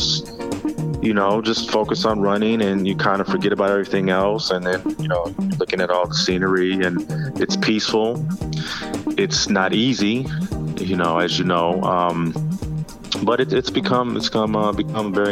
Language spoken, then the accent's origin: English; Waukegan, Illinois, United States; I'm originally from Waukegan, you know, the North suburbs